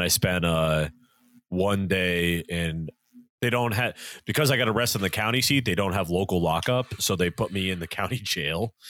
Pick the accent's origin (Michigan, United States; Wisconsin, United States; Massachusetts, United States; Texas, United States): Massachusetts, United States; my hometown was so Catholic that there were two different parishes.